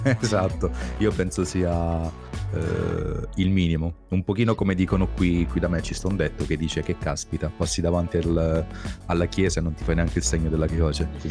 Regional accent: Southern Italy, Italy; siamo del Sud, tutte e due

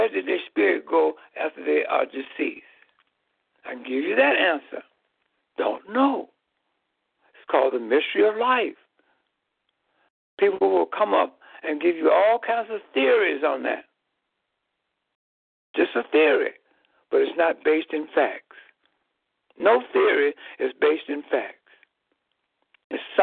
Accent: Chicago, Illinois, United States; in the geographical land area of Chicago, Illinois. I found myself belonging to a race of people known as Negroes.

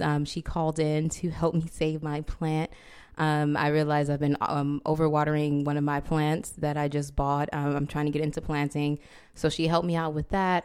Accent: Compton, California, United States; moved away as an adult; now in New York City, United States; I'm from Los Angeles, L A, Compton

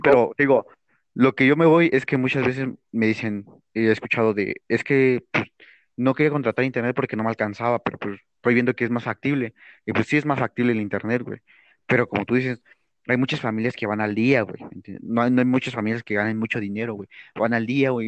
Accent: State of Mexico, Mexico; yo soy acá de, de la CDMX, güey, bueno, del Estado, para ser más exactos

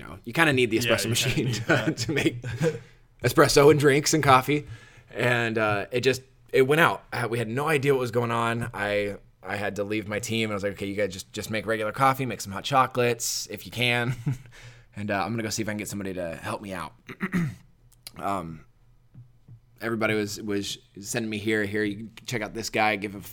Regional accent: Los Angeles, California, United States; moved away as an adult; also born or lived in Las Vegas / Alaska; now in Fort Wayne, United States; I grew up in Los Angeles.

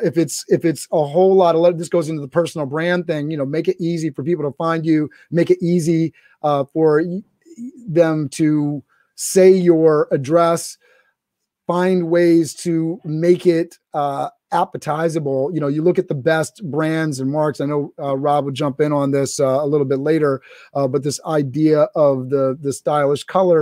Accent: Canada; Sorry, I'm Canadian.

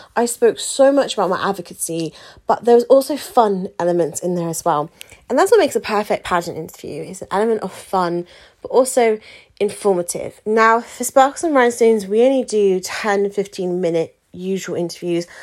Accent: United Kingdom; we're very British as well, aren't we? In the UK

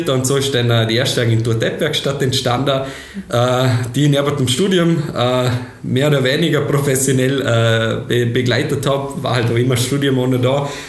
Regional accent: Schwarzach, Vorarlberg, Austria; Äh, ich komme aus Bildster bzw.

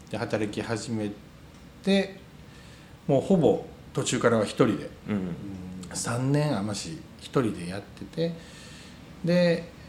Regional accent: Ryujin, Wakayama, Japan; moved away as an adult; now in Shirahama, Japan; 僕も田舎に生まれたのあ龍神村出身です 龍神村に生まれましてあのすごくあの田舎の三市水明郷でして田舎なんですけど

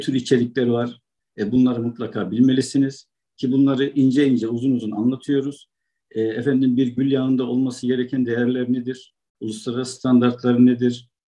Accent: Amasya, Turkey; moved away as an adult; also born or lived in Konya; now in China; Aslen Amasyalıyım.

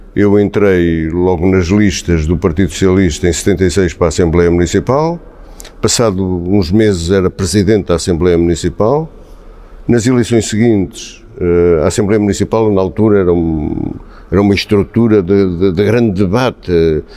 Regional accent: Vila Franca da Serra, Centro, Portugal; also born or lived in Angola / Gouveia; em Vila Franca fiz a instrução primária, como qualquer garotito da, da, daquele tempo

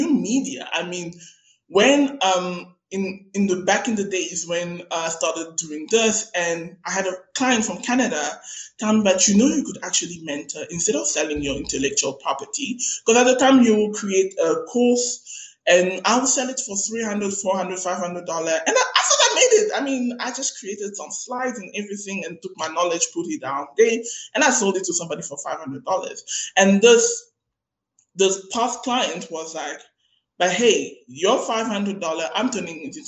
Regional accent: Cape Town, Western Cape, South Africa; I'm a girl from Maitland. And if you know Maitland in Cape Town, Maitland is the hood.

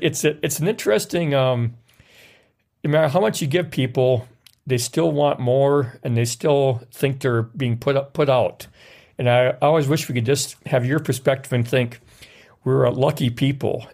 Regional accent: Wisconsin, United States; also born or lived in Norfolk, Virginia; I knew from experience from going up north and going around the Wisconsin River area

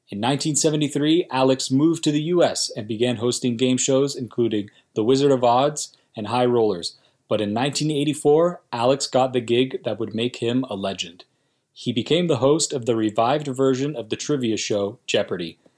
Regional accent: Canada; And as a Canadian

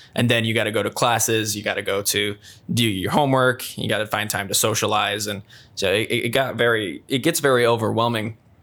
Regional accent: Sioux Falls, South Dakota, United States; moved away as an adult; also born or lived in Storm Lake, Iowa; my hometown, Sioux Falls.

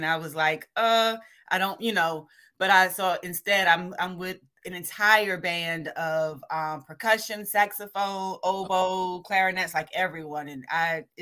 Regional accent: Savannah, Georgia, United States; now in Kentucky, United States; being born and raised in Savannah

